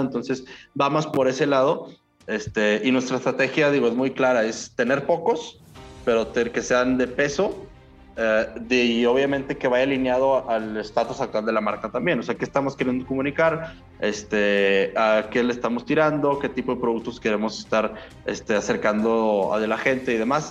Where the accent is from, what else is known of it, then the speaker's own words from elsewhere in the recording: Mexico; nuestra cultura como mexicanos